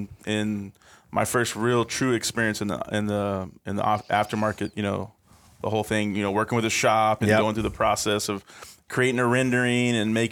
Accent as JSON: {"language": "English", "town": "Apple Valley", "region": "California", "country": "United States", "tie": "born there", "said": "Yep. I was born in Apple Valley, California. So kind of the high desert area."}